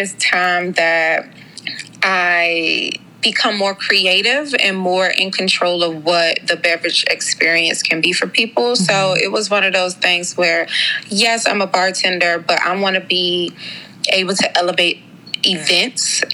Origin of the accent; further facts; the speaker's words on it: Suitland, Maryland, United States; I am a Prince George's County native. I grew up in Suitland